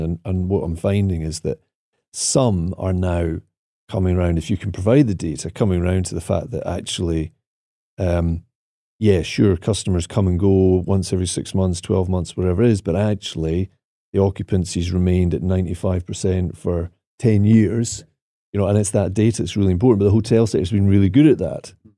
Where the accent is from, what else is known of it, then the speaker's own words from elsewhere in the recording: Aviemore, Scotland, United Kingdom; moved away; the project at Ave Moor, 'cause that, that one there, apart from being my hometown